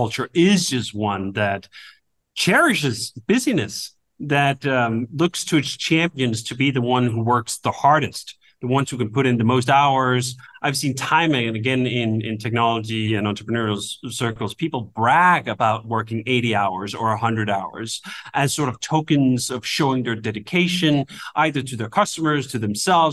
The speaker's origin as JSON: {"language": "English", "country": "Denmark", "moved": "yes", "said": "I come from Denmark originally, where this culture is quite foreign"}